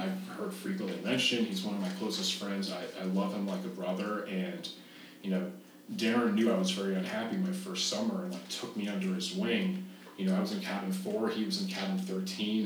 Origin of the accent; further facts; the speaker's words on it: Dallas, Texas, United States; I told him from Dallas, Texas